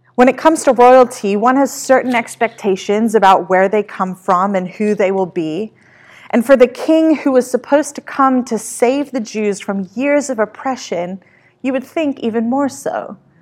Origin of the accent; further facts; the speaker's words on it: Australia; moved away as an adult; now in California, United States; My hometown of Australia